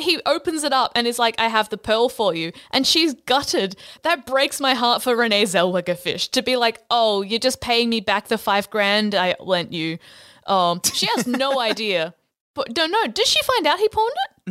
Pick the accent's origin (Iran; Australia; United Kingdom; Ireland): Australia